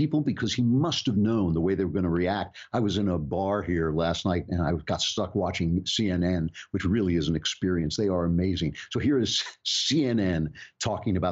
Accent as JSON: {"language": "English", "country": "United States", "said": "As an American"}